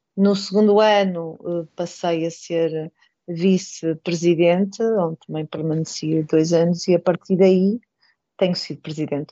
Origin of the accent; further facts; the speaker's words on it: Porto, Norte, Portugal; moved away as an adult; now in Valadares, Portugal; sou natural do Porto e vim para Valadares por, por casamento